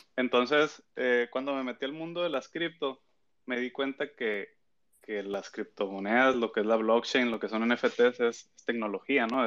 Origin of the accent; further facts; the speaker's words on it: Mexico; soy de acá de México